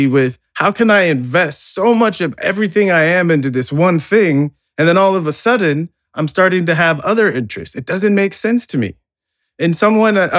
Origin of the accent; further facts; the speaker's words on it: United States; growing up in America